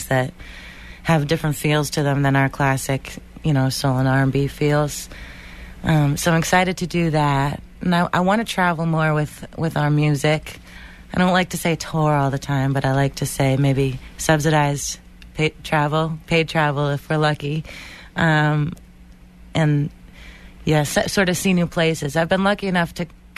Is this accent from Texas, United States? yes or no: no; Boston, Massachusetts, United States; a singer from Boston